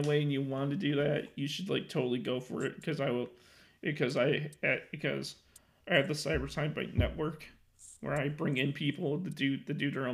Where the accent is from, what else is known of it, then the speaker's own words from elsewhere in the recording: Illinois, United States; I'm 26 and I'm from Illinois.